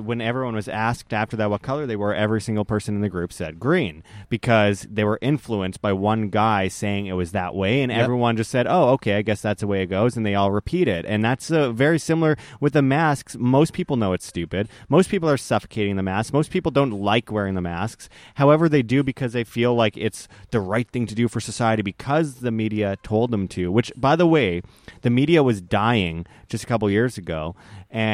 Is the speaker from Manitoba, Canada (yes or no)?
yes; Winnipeg, Manitoba, Canada; moved away; also born or lived in Las Vegas / Mexico; I'm originally from Winnipeg, Canada, but I've been living for a few years in Las Vegas